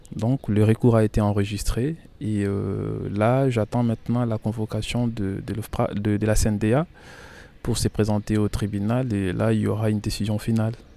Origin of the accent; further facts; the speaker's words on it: Kinshasa, DR Congo; moved away as an adult; now in Poitiers, France; je suis né à Kinshasa